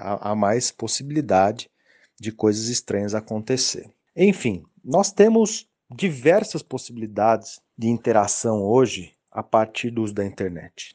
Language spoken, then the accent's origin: Portuguese; Brazil; Como brasileiros